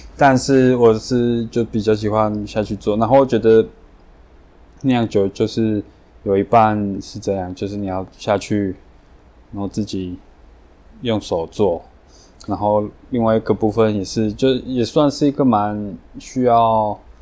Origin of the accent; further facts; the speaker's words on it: Colombia; Chinese is a second language; moved away as an adult; now in Taiwan; 我爸妈是台湾人，然后他们大概快， 快四十年前移民到哥伦比亚。对。所以我在那边出生长大